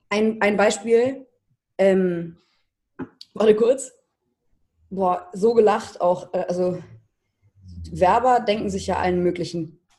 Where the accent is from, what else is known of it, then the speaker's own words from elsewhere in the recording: Hamburg, Germany; now in Berlin, Germany; ich bin vor zweieinhalb Jahren nach Berlin gezogen und äh, ich komme aus Hamburg ursprünglich. Mhm und wohne jetzt seit zweieinhalb Jahren in Berlin.